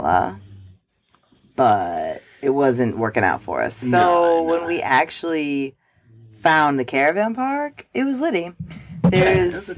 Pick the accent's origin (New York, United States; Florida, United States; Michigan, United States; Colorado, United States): New York, United States; moved away; As a New Yorker